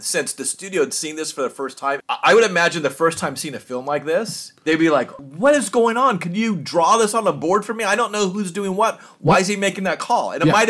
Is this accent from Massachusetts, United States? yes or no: no; Orange County, California, United States; I grew up in Orange County. When I first worked out of college, we lived in Mid-Wilshire, so close to downtown. So everything, my life in LA County is like downtown area and then San Gabriel Valley.